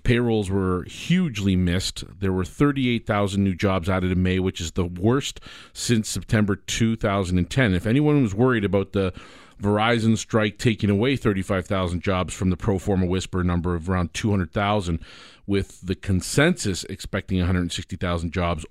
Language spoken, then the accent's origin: English; Canada; I'm a Canadian